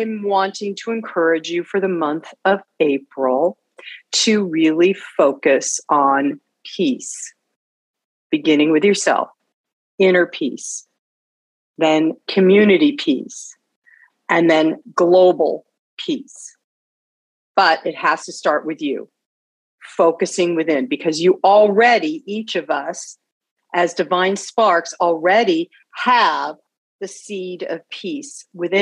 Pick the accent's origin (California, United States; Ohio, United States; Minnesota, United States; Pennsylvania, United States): California, United States; Los Angeles; I was raised up in the San Fernando Valley in Northridge